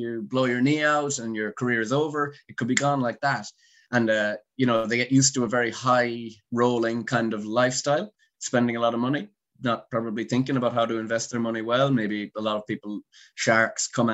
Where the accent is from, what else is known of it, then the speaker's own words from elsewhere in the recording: Galway, Connacht, Ireland; moved away as an adult; also born or lived in England; I'm from Galway. So the complete other side, over near America, the West Coast